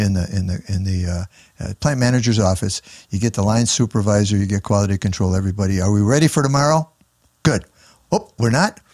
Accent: Chicago, Illinois, United States; I was raised down by eight forty-two North Wells in nineteen twenty Clybourne, which is down by Cabrini Green.

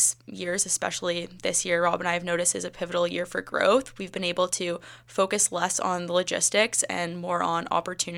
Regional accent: Whitby, Ontario, Canada; I'm from Whippy, Ontario

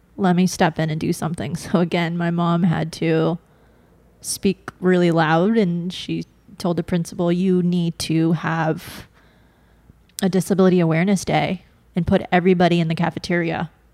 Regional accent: Bakersfield, California, United States; I grew up up north in a small town, Bakersfield

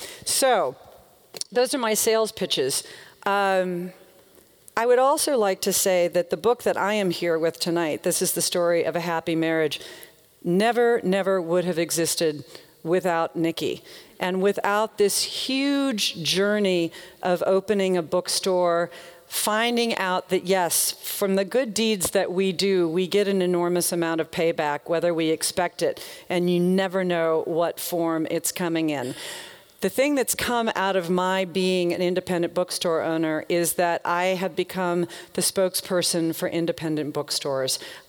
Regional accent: the South, United States; I used to think, growing up in the South, I used to think that Walmart killed small towns.

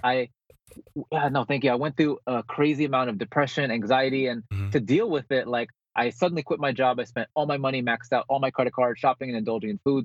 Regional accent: Bergenfield, New Jersey, United States; moved away as an adult; also born or lived in Philippines / California; now in San Diego, United States; I, I actually was born in the Philippines. I grew up in Bergenfield, New Jersey, and then I moved to California when I was 18

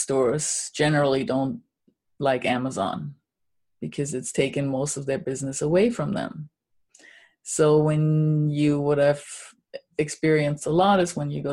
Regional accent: Germany; moved away; I'm originally from Germany

